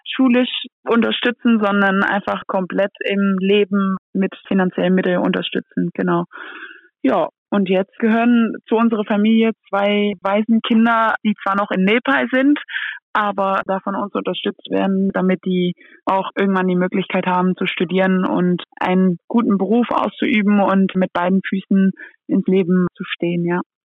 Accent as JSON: {"language": "German", "town": "Antwerp", "region": "Flanders", "country": "Belgium", "second_language": "German", "moved": "yes", "lives_now": "Germany", "said": "wenn ich in Antwerpen ankomme bei Oma und Opa oder bei Oma, Mama, Papa, dann denke ich schon, okay, hier bin ich auch zu Hause auf eine andere Art und Weise und das ist auch meine Heimat"}